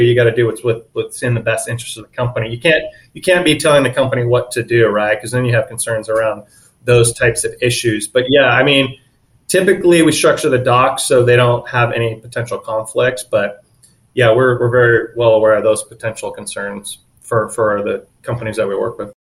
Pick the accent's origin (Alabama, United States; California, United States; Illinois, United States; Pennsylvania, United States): California, United States; San Diego; also born or lived in Orange County; one of the few that was born and raised in San Diego.